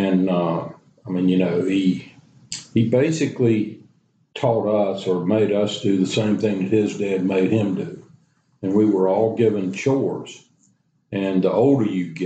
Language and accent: English; Charlotte, North Carolina, United States; I'm from Charlotte. I was born here.